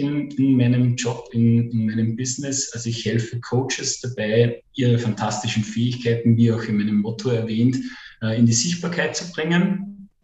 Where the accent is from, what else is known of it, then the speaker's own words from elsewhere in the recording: Upper Austria, Austria; komme aus dem wunderschönen Oberösterreich.